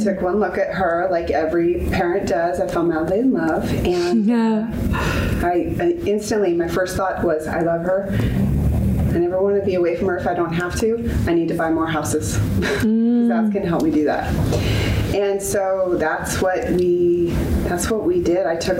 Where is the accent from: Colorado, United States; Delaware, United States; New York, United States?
Colorado, United States; Denver; moved away as an adult; also born or lived in Nebraska; now in Canada; I grew up in Denver, Colorado, went to school in Nebraska.